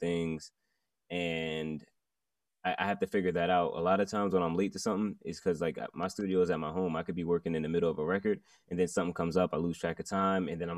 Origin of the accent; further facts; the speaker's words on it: Montclair, New Jersey, United States; I am from Montclair, New Jersey, repping Jersey to the fullest